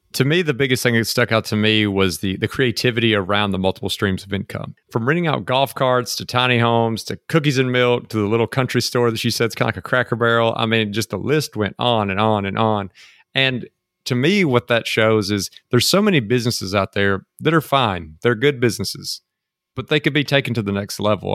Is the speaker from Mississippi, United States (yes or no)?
yes; Mississippi, United States; now in Texas, United States; came back home to Mississippi